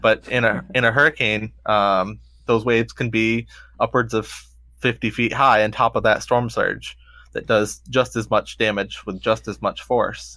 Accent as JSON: {"language": "English", "town": "St. Petersburg", "region": "Florida", "country": "United States", "tie": "born or raised there", "said": "I grew up in Saint Pete"}